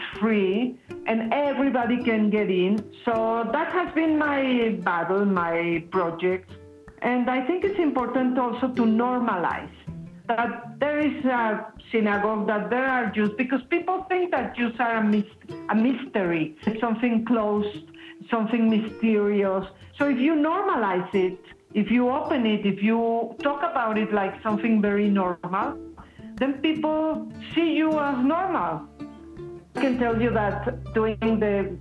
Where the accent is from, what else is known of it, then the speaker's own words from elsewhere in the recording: Mexico City, Mexico; I was born in Mexico City